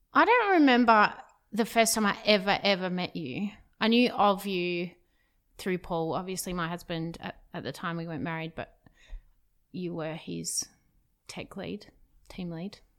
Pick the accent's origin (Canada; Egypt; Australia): Australia; Perth, Western Australia; moved away as an adult; I'm from Perth, where we currently are, Perth, Western Australia